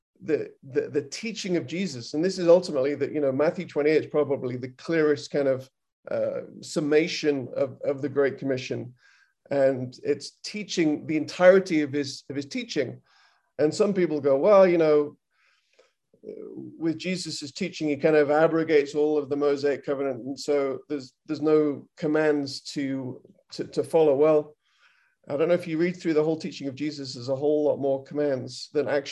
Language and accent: English; United Kingdom; now in United States; I'm British, I'm in America